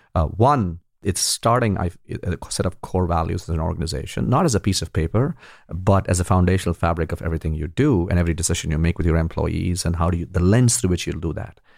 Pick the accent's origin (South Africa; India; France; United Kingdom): India; when I grew up in India